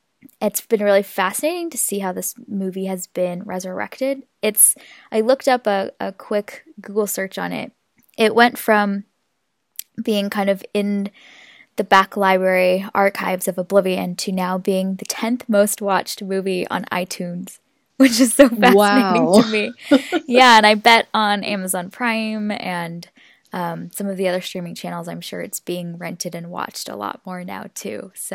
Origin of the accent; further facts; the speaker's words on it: Seattle, Washington, United States; I am from Seattle, as I mentioned, and Seattle's been one of the worst hit areas in the U.S.